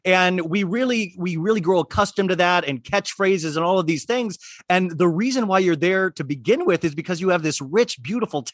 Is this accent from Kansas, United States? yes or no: yes; Kansas, United States; my family growing up in Kansas.